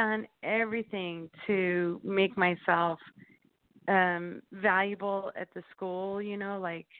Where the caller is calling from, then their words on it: Indianapolis, Indiana, United States; from Indianapolis.